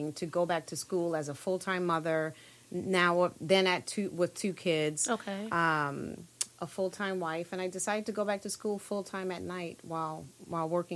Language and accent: English; New York City, New York, United States; Born and raised in Brooklyn, New York, all of my life